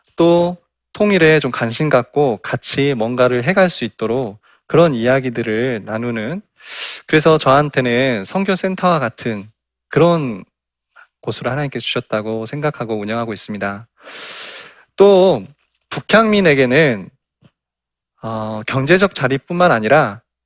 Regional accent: South Jeolla, South Korea; 저도 어, 전라남도

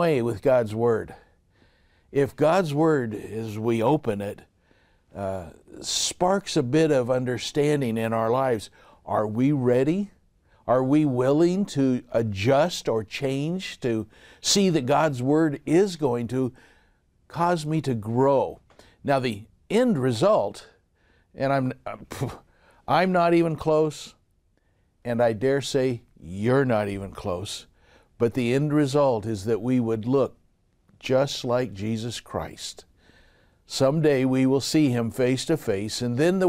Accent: Southern California, United States; I grew up here in the Southern California area

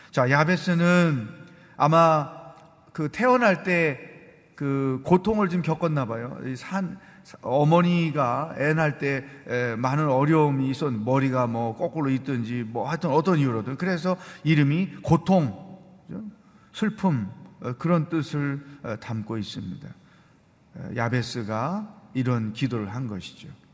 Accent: South Korea; also born or lived in China; 중국에 살지만 우리는 한국 사람이야

